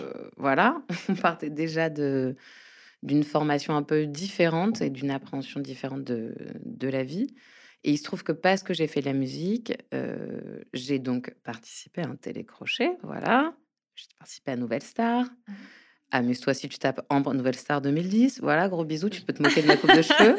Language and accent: French; Paris, Île-de-France, France; also born or lived in Brittany; je suis parisienne mais bretonne d'origine